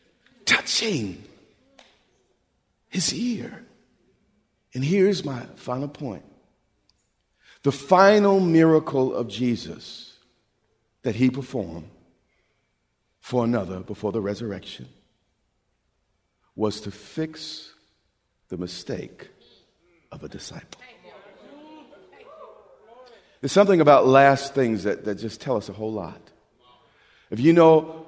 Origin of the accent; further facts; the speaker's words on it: United States; we're from America